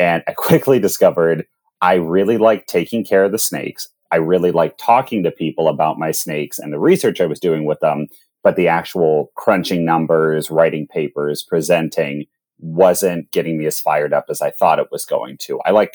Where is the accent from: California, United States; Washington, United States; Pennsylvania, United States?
Pennsylvania, United States; Pittsburgh; moved away as an adult; now in Columbus, United States; I grew up in Pittsburgh, Pennsylvania